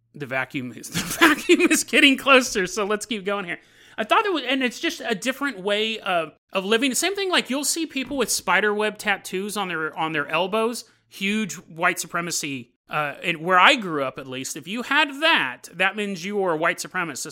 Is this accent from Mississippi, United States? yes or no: no; Sacramento, California, United States; also born or lived in San Lorenzo, California; we moved from San Lorenzo to Sacramento